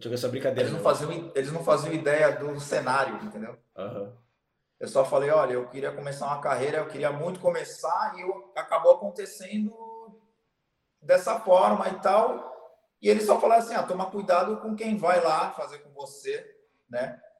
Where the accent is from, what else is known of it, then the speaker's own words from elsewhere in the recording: Santos, São Paulo, Brazil; Sou de Santos. Santos.